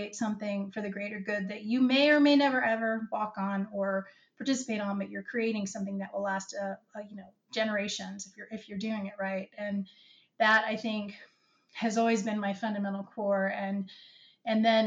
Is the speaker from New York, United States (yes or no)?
no; Virginia, United States; I grew up in Virginia